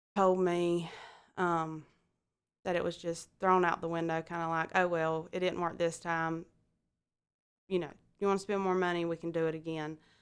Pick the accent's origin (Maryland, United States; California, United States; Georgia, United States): Georgia, United States; Alma; I'm from Alma, Georgia.